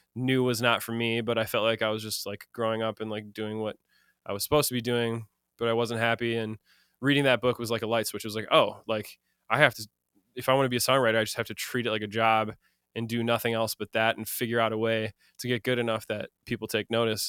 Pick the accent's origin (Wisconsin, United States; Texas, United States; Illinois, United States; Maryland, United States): Wisconsin, United States; Madison; moved away as an adult; now in Los Angeles, United States; I'm from Madison, Wisconsin originally.